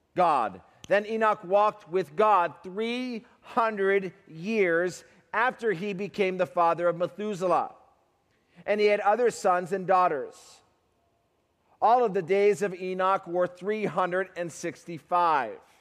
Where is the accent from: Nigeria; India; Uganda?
Uganda; I'm from Uganda, Africa